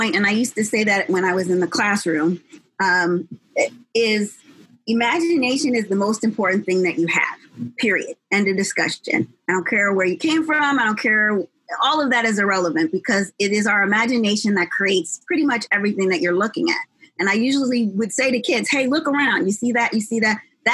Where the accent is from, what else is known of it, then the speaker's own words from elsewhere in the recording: New Jersey, United States; now in Los Angeles, United States; I'm not from California, I'm from New Jersey. And I didn't know at the time, of course, because I was a kid, that I literally lived in the third best school district in New Jersey